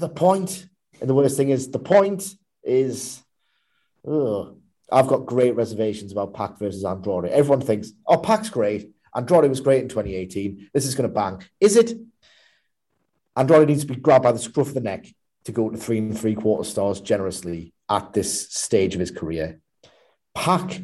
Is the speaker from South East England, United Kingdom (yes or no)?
no; Newcastle upon Tyne, North East England, United Kingdom; as a Geordie